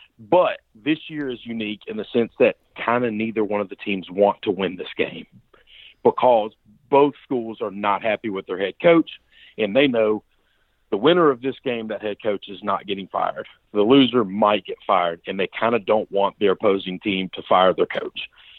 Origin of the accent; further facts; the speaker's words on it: Mississippi, United States; This is in my home state. My brother went to the University of, Mississippi State, and then I went to the University of Mississippi.